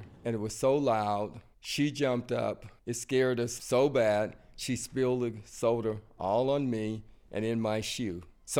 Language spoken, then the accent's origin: English; Matchaway, Alabama, United States; born there; I was born outside of Tuscaloosa. A little town called Matchaway, Alabama. It's a country town, basically in the woods.